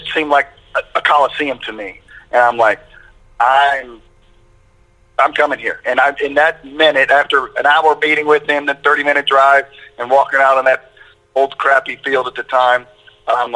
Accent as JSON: {"language": "English", "town": "Centerville", "region": "Ohio", "country": "United States", "tie": "born or raised there", "also_born_or_lived": "Columbus, Ohio / South Florida", "moved": "as an adult", "said": "I was from Centerville, Ohio"}